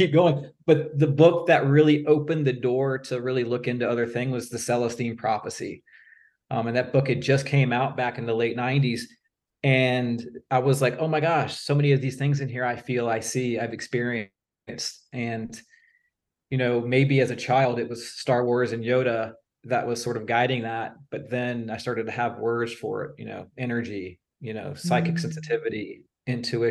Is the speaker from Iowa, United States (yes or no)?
no; Virginia Beach, Virginia, United States; I'm from Virginia Beach